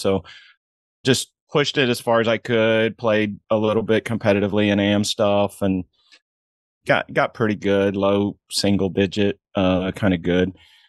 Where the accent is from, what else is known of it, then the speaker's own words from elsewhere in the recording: Indiana, United States; Didn't grow up in golf. Basketball was my world. I grew up in Indiana. And back in my day, man, that was everything.